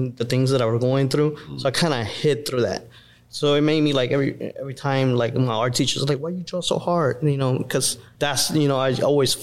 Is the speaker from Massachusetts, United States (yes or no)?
no; Miami, Florida, United States; also born or lived in Puerto Rico; I grew up in Miami, moved from Puerto Rico here when I was 10